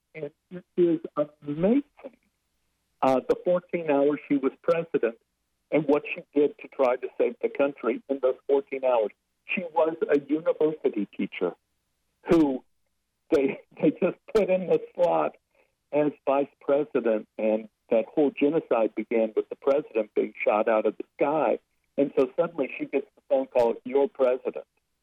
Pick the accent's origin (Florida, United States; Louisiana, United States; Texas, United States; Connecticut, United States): Texas, United States; Dallas; moved away as an adult; now in Los Angeles, United States; Growing up in Oak Cliff was a very racist place to grow up